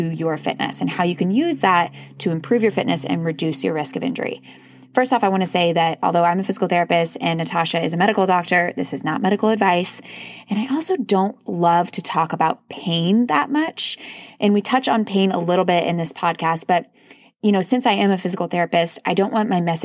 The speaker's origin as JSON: {"language": "English", "region": "Kansas", "country": "United States", "also_born_or_lived": "North Carolina", "moved": "yes", "said": "I'm from Kansas, then we went to North Carolina, then we came here"}